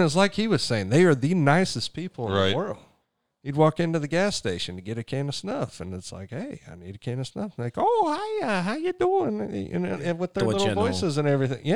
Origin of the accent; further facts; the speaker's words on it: Oklahoma, United States; I'm from Oklahoma.